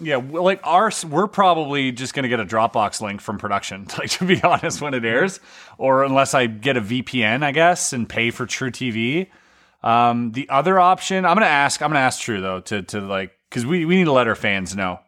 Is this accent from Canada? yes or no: yes; Canada; as a child growing up in Canada